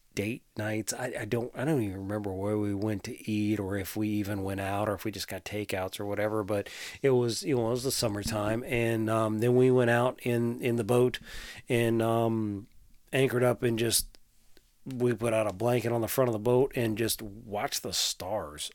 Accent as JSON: {"language": "English", "town": "Tappahannock", "region": "Virginia", "country": "United States", "tie": "born or raised there", "said": "I grew up in Tappahannock"}